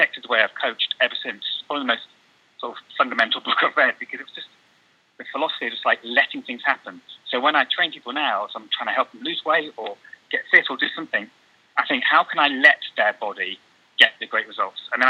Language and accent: English; England, United Kingdom; I'm not Chinese, I'm sort of from England